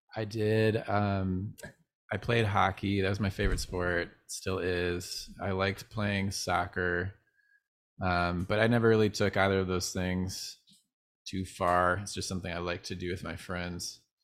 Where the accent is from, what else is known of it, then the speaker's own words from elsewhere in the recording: Northville, Michigan, United States; now in California, United States; I grew up in a small town called Northville